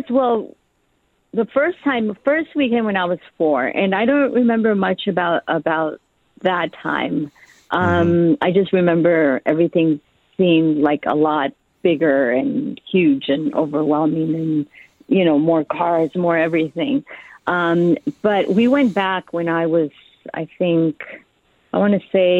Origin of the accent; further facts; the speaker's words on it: Mexico; now in United States; I am Mexican and I'm American because I've been in this country for so long